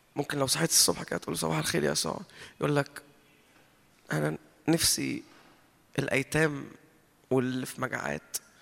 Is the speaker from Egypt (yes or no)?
yes; Egypt; احنا اتربينا في مصر وطلعنا في مصر